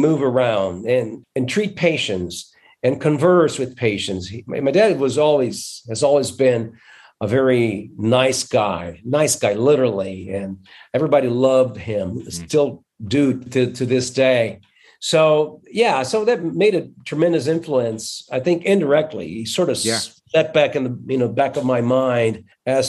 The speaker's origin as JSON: {"language": "English", "town": "Londrina", "region": "Paraná", "country": "Brazil", "tie": "born or raised there", "said": "I am actually from Londrina. I was born in Londrina, upstate."}